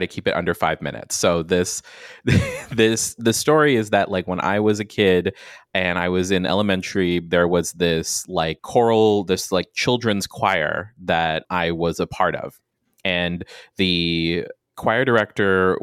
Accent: Guam; moved away; I'm from Guam. I'm from an island

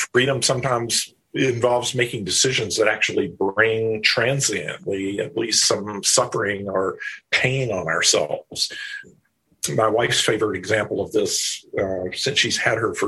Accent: the South, United States; the religious culture that I grew up in the South, in a very conservative place

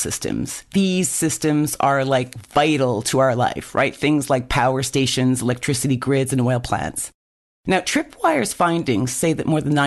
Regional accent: Canada; now in United Kingdom; I was brought up in Canada, right? And I think that my hard Canadian living, my childhood

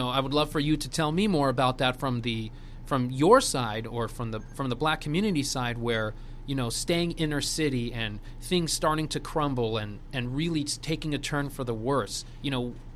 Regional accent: Los Angeles, California, United States; also born or lived in Wilmington, California; I grew up in California, and I grew up in Southern California, in Los Angeles

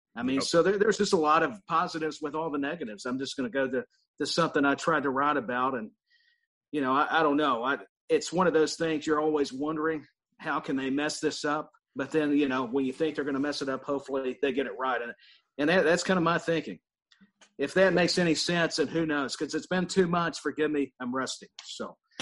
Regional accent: Tennessee, United States; I'm from Tennessee

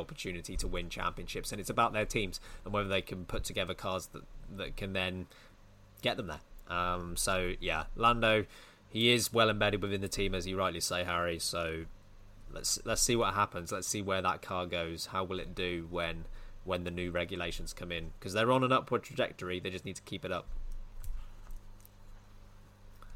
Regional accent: United Kingdom; I'm British

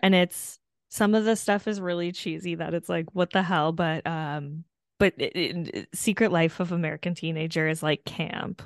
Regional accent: Hamilton, Ontario, Canada; my hometown, Hamilton

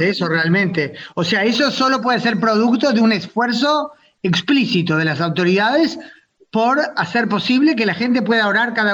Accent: Uruguay; now in Israel; yo que soy judía y vengo de Latinoamérica, eh, evidentemente por haber vivido en un país donde no hay mayoría judía, aunque, bueno, en mi caso Uruguay es un país muy laico

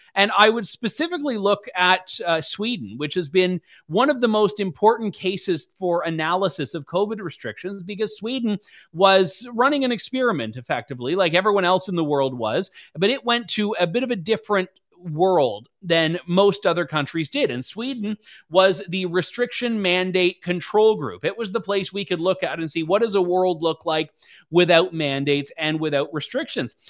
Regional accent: Canada; as a Canadian

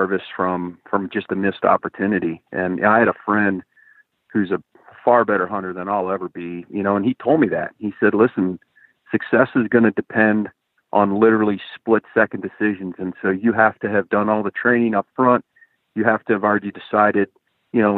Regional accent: Eastern Ohio, United States; now in Montana, United States; I was from Ohio? You and I basically come from the same neck of the woods

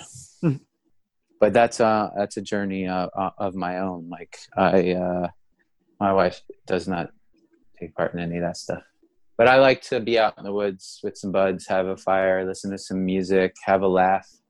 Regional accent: United States; now in New York City, United States; being an American

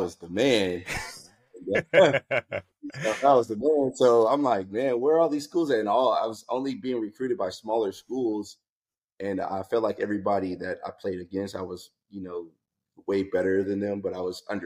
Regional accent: Southern California, United States; also born or lived in Pasadena / Germany; I grew up in Southern California playing sports.

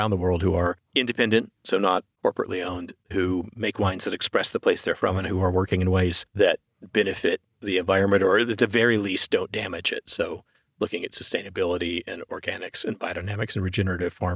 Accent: Texas, United States; moved away; I didn't grow up in any kind of wine drinking family. I grew up in Texas

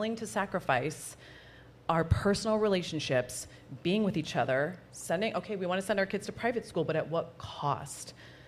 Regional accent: Arizona, United States; now in San Diego, United States; I'm actually going to be moving soon back to Arizona, which is which is my hometown.

